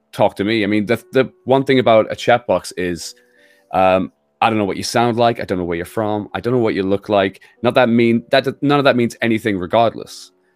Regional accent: United Kingdom

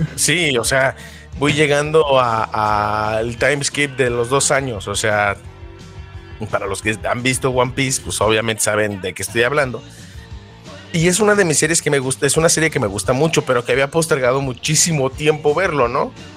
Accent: Mexico; con Smallville aquí en México lo pasaban como a las 4 de la tarde cuando no, tenía cable yo era pobre

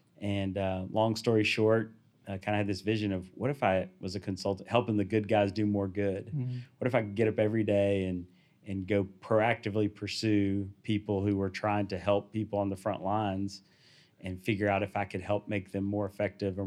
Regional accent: the South, United States; I was born in the South.

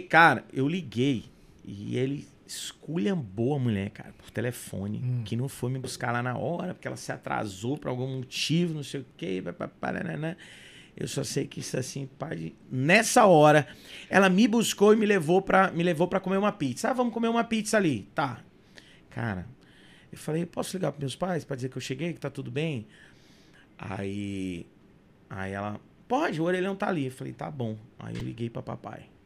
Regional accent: São Luís, Maranhão, Brazil; also born or lived in United States; Eu, eu saí de São Luís

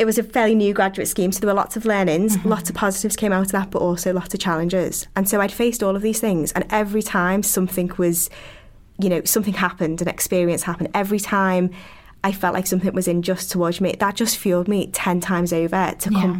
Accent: Liverpool, North West England, United Kingdom; accent: Scouse; being from the north and having a Scouse accent

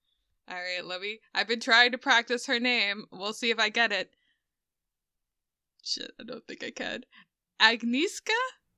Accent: Philadelphia, Pennsylvania, United States; accent: Philadelphia; I am from Philadelphia, so I pronounce water like water.

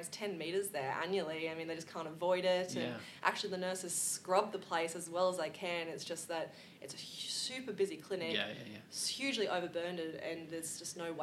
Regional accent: Australia; as Australian society, we're really generous and caring, and we do care about our neighbour.

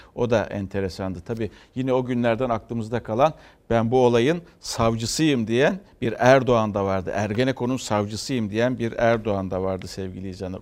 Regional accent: Istanbul, Turkey; bir İstanbullu olarak

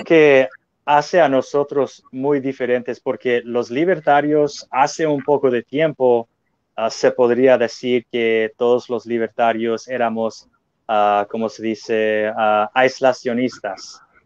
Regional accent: United States; yo amo siendo norteamericano

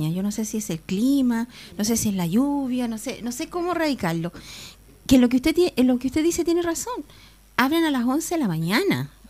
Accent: Aysén, Chile; Yo soy de Aysén, yo amo mi pueblo, mi comuna

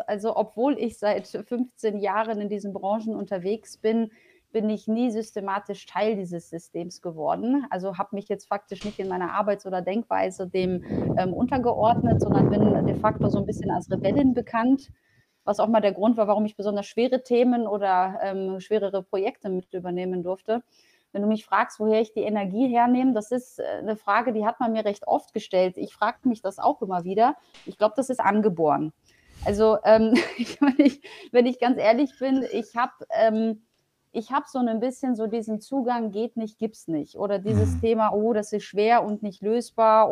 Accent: Germany; born or raised there; German is a second language; also born or lived in Poland

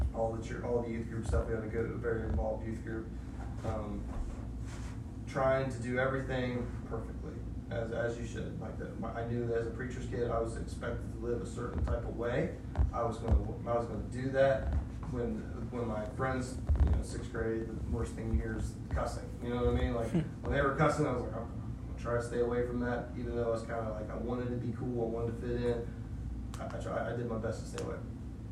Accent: Ohio, United States; born there; also born or lived in Illinois / Indiana / Pennsylvania; So I was born in Ohio, and a year later we moved to Illinois. A year after that we moved to Indiana. A year after that we moved to back to Ohio, a different place. And then we moved to Pennsylvania

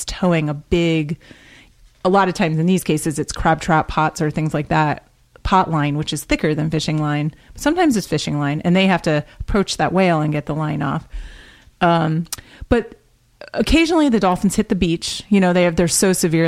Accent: West Hartford, Connecticut, United States; I grew up in Hartford, Connecticut, West Hartford, Connecticut.

